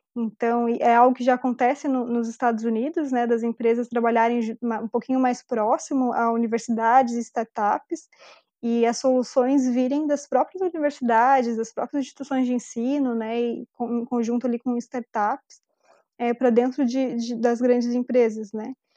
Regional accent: Brazil

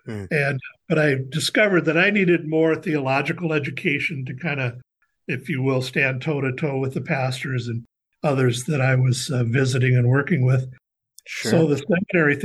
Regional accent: Fergus Falls, Minnesota, United States; also born or lived in Los Angeles; I grew up in Fergus Falls

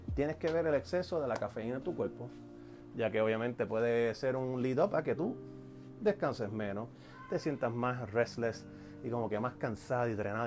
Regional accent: Puerto Rico; soy boricua

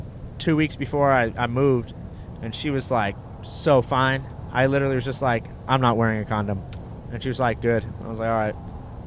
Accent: Southern California, United States; also born or lived in Florida / Pasadena / Fountain Valley; now in Texas, United States; I was born in Florida, then I moved to Pasadena, then all around Southern California, lived in Fountain Valley for like 13, 14 years.

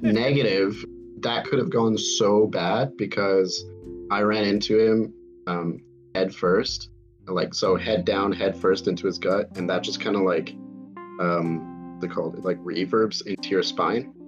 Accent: United States; accent: American; I have an American accent

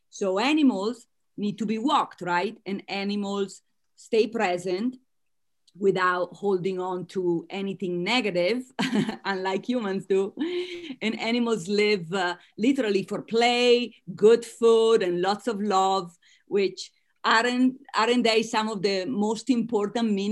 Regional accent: United States; accent: Italian American; As you can tell from my accent, I am Italian American.

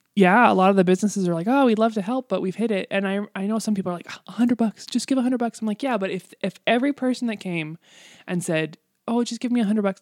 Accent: Canada; I love being Canadian, and I love where I live, and, and there, there is no place like home, really

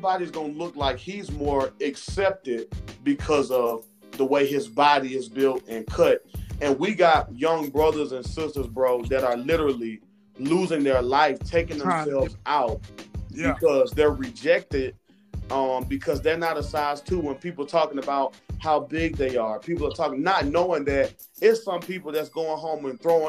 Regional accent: Florida, United States; now in Georgia, United States; I'm from Florida, so I would go home and visit

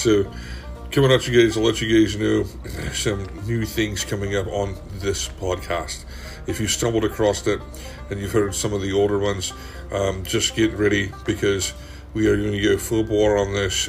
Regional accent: Scotland, United Kingdom; moved away; I'm originally from Scotland.

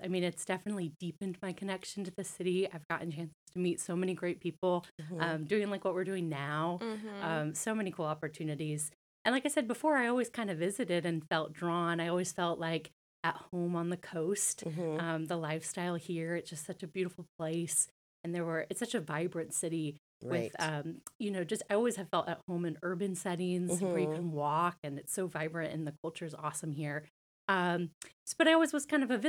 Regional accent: north of Atlanta, Georgia, United States; also born or lived in Northern Virginia; now in Savannah, United States; he got transferred to the Atlanta area, north of Atlanta. So that's really where I grew up.

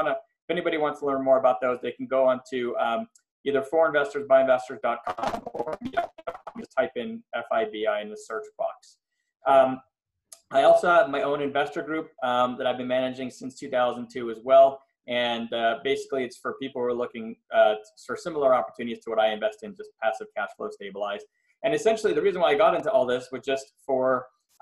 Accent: Montreal, Quebec, Canada; moved away as an adult; also born or lived in Philadelphia, United States; now in Los Angeles, United States; I'm from Montreal, Canada, originally. I moved to the US in 98

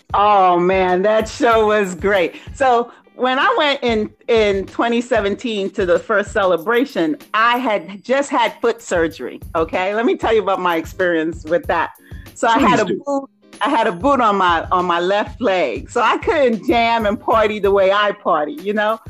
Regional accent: New York City, New York, United States; moved away as an adult; also born or lived in Trinidad and Tobago / New Jersey; I grew up in Brooklyn. I'm Trinidadian by birth

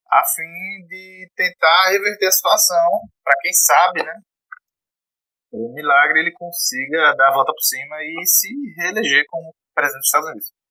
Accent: Brazil; a gente é brasileiro.

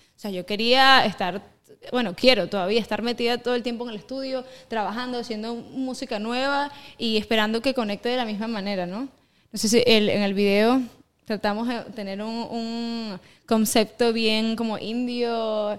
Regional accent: Venezuela; also born or lived in eastern Venezuela (birthplace) / Caracas; now in United States; yo soy eh, de Venezuela criollita

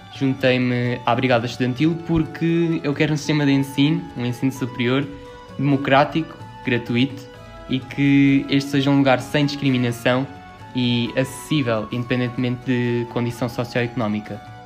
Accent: Albufeira, Algarve, Portugal; sou da Albufeira

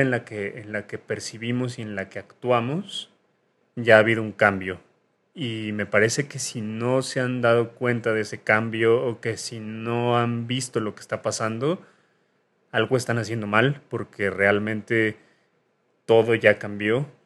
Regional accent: Mexico City, Mexico; yo soy de Lindavista

